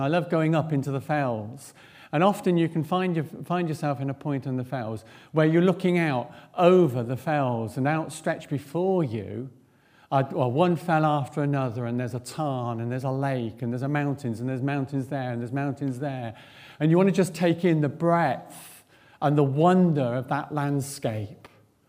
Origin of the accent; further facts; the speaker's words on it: East Midlands, United Kingdom; Back in the 1970s, I grew up in South Northamptonshire, and we were not far from the Upper Heyford American Air Base.